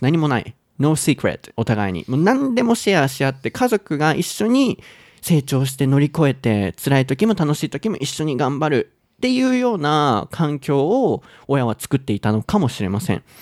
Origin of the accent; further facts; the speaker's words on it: Kansai, Japan; 関西人として口立つから